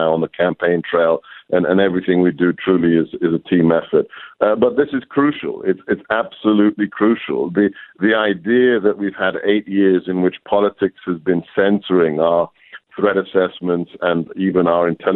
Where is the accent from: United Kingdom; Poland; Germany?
United Kingdom; moved away as an adult; also born or lived in Hungary / Europe; now in United States; I grew up in the UK